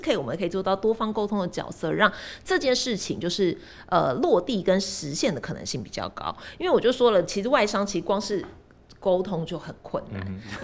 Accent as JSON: {"language": "Chinese", "country": "Taiwan", "said": "我们是身为台湾人"}